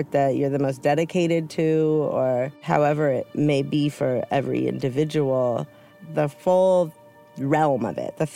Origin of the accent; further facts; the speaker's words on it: California, United States; But yeah, I think also in growing up in the Bay Area, and you were pretty close to the Bay Area, it's a different lifestyle